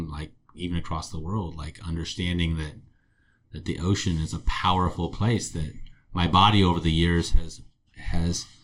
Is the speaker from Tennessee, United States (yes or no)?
no; Santa Barbara, California, United States; I grew up in Santa Barbara in the 90s.